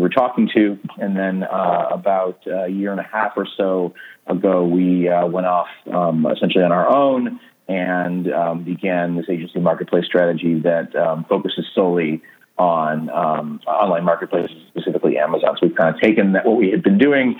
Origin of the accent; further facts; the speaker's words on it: Cleveland, Ohio, United States; I've lived in Cleveland just about my whole life